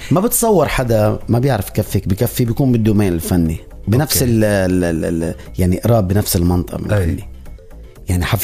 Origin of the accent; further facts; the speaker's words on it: Syria; يعني انا آه سوري